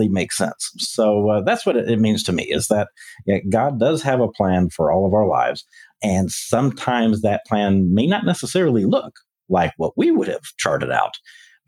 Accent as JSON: {"language": "English", "town": "Memphis", "region": "Tennessee", "country": "United States", "tie": "born or raised there", "moved": "as an adult", "lives_now": "Texas, United States", "said": "born and raised in Memphis"}